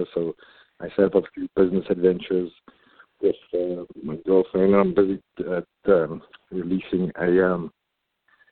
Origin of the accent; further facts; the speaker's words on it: South Africa; moved away; my home country of South Africa